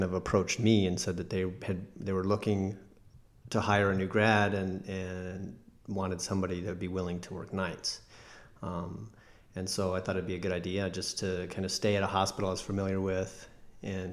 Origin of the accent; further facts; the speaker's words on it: Albuquerque, New Mexico, United States; moved away as an adult; also born or lived in Chicago; I'm from Albuquerque, New Mexico. I grew up there, and I went to undergrad there at UNM and med school there as well.